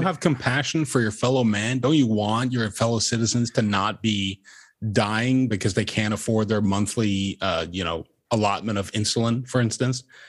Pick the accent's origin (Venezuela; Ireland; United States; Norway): Norway; moved away; I am not an American citizen. I am originally from Norway